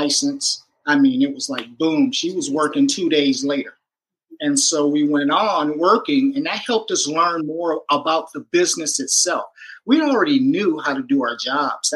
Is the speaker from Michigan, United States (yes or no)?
yes; Michigan, United States; moved away as an adult; now in California, United States; we're both from Michigan, Michiganders.